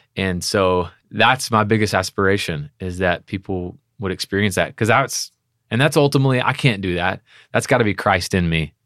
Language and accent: English; Texas, United States; we're from Texas.